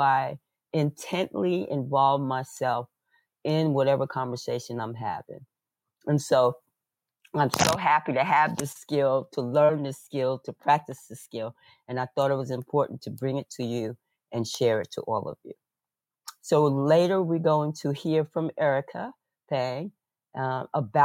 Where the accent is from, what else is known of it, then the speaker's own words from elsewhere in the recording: New York, United States; I was born in New York in a large talking, loud talking family.